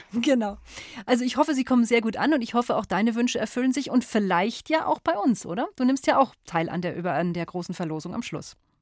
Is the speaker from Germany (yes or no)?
yes; Germany; bei uns in Deutschland